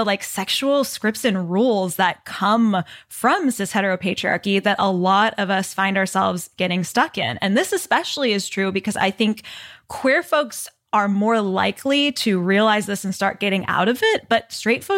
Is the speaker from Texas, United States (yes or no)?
yes; Texas, United States; me growing up in Texas